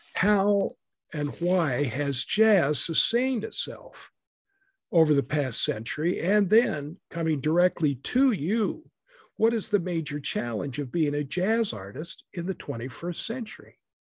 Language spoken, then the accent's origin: English; Boise, Idaho, United States; moved away; also born or lived in Texas; when I was growing up in Boise, Idaho